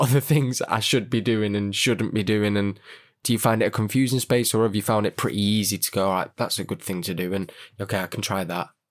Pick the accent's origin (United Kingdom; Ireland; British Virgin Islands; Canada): United Kingdom; Manchester, North West England; I'm kind of from Manchester